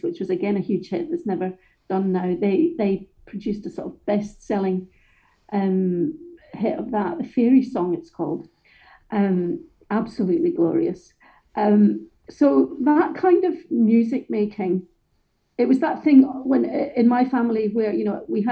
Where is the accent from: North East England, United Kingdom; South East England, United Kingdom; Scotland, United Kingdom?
Scotland, United Kingdom; Johnstone; also born or lived in Glasgow; I was born in the East End of Glasgow, and when I was 18 months old, my family was, I guess, spewed out of Glasgow in something that was called the Glasgow Overspill. So we were sent out to actually a really lovely, pleasant council estate in a town about 18 miles away, I think, called Johnston